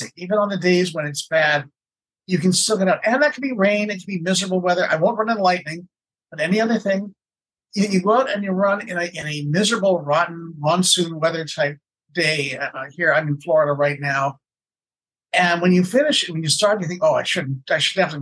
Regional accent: Canada; being Canadian, I say kilometers

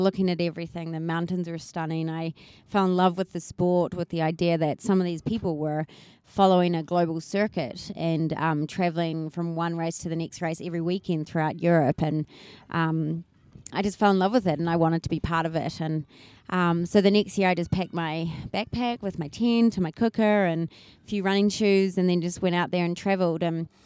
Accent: New Zealand; also born or lived in Papua New Guinea; I'm from New Zealand. I, grew up with a very outdoorsy family.

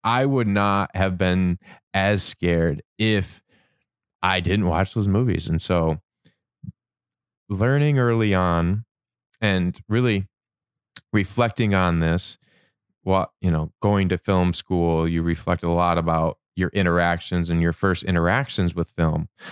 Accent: Michigan, United States; moved away; I grew up in Michigan

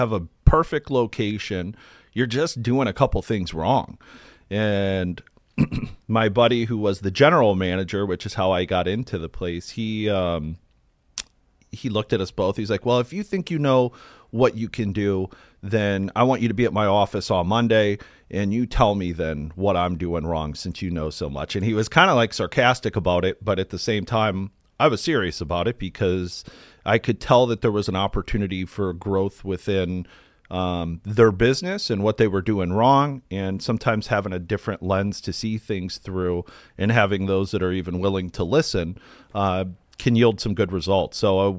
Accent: Akron, Ohio, United States; I grew up in Akron, Ohio, and after a lot of my friends were going to college

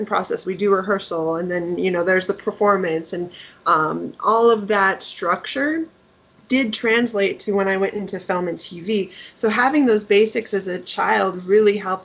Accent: Denver, Colorado, United States; moved away; back in Denver. That's where I'm from, my hometown.

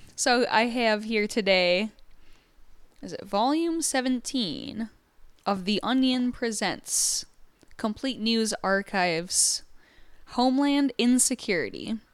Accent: Michigan, United States; I'm from Michigan

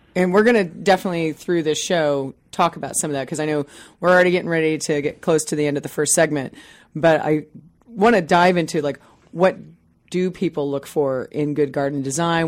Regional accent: Midwest, United States; now in Seattle, United States; I grew up in the Midwest on a three-quarter acre lot

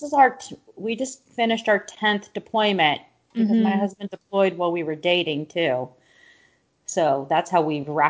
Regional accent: California, United States; moved away as an adult; also born or lived in Tampa, Florida; I'm from California

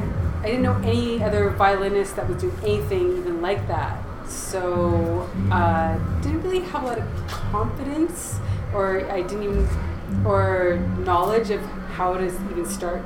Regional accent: Vancouver, British Columbia, Canada; now in Victoria, Canada; I was born pretty much raised in Vancouver, always on the West Coast.

